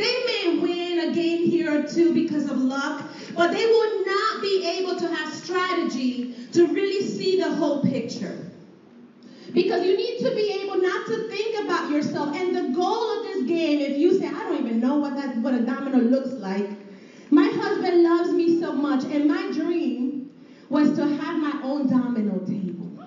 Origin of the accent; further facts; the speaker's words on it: Puerto Rico; I grew up in Puerto Rico